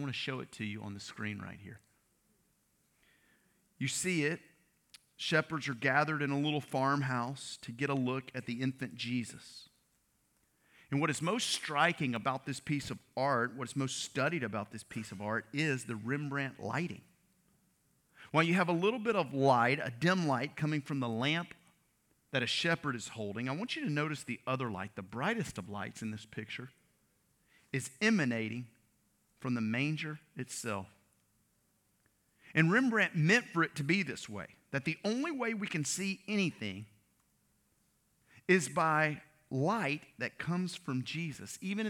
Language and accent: English; Louisiana, United States; I grew up in Louisiana. My family's from Mississippi. All right, I went to school in Arkansas.